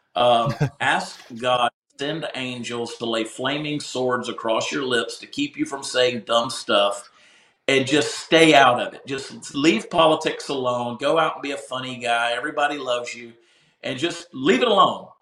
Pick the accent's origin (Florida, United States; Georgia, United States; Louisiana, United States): Georgia, United States; Augusta; moved away as an adult; now in Texas, United States; my hometown of Augusta, Georgia